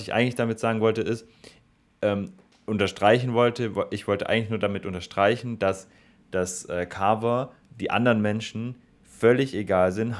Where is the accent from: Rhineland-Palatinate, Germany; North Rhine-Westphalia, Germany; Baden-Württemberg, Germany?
Baden-Württemberg, Germany; Stuttgart; als Stuttgarter muss ich